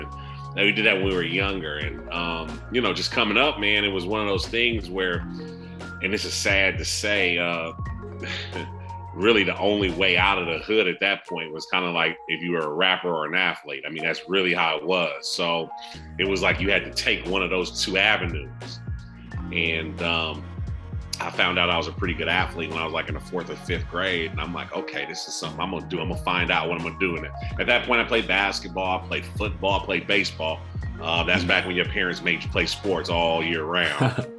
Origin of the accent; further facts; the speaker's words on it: Oakland, California, United States; I grew up in Oakland, grew up in East Oakland, in the hood, the Rolling Hunnets, man.